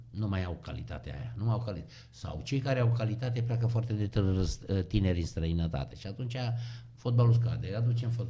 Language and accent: Romanian; Hunedoara, Hunedoara County, Romania; ce eveniment pentru noi care am venit din Hunedoara